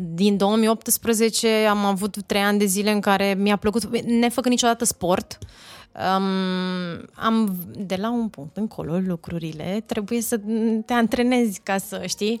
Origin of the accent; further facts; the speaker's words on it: Oltenia, Romania; asta nu înseamnă că nu sunt și olteancă